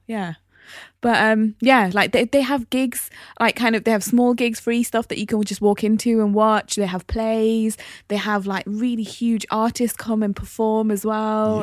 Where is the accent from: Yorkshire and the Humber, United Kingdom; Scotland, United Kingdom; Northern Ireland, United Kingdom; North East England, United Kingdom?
North East England, United Kingdom; Newcastle upon Tyne; I'm from Biker